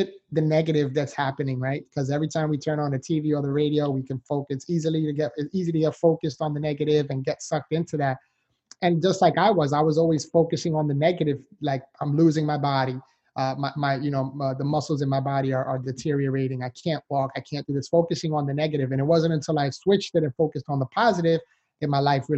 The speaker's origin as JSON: {"language": "English", "town": "New York City", "region": "New York", "country": "United States", "tie": "born or raised there", "moved": "as an adult", "lives_now": "Florida, United States", "said": "I was born and raised in the Bronx, New York. So I'm a city boy, but now I live in Florida, sunshine state."}